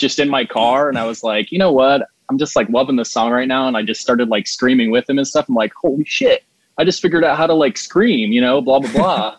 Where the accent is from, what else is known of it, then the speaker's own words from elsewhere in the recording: Plymouth, Indiana, United States; moved away as an adult; now in Juno Beach area, Florida, United States; I'm from a town called Plymouth, which is like 30 minutes south of like Notre Dame University